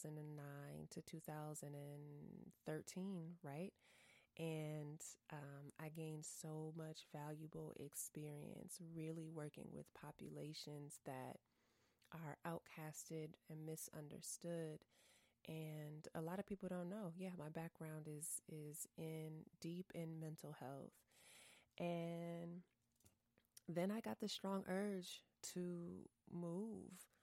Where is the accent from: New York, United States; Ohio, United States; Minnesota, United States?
Minnesota, United States; St. Paul; moved away as an adult; also born or lived in Texas / Washington, D.C.; I was born and raised in St. Paul, Minnesota